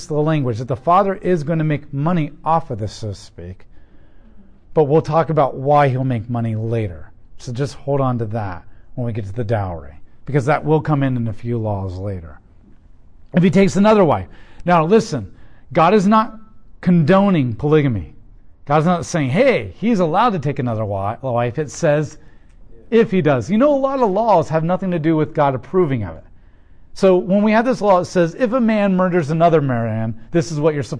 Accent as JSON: {"language": "English", "country": "United States", "said": "as an American"}